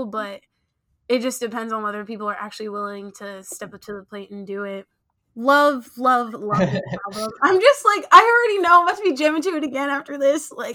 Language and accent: English; Nigeria; I am Nigerian